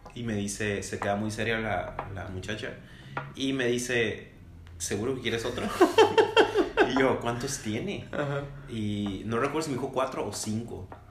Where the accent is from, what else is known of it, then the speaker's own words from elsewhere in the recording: Mexico; como mexicanos, como latinos